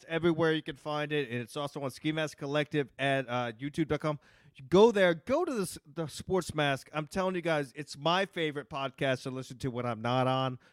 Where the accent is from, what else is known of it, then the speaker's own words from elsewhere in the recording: Texas, United States; moved away; I'm from Texas too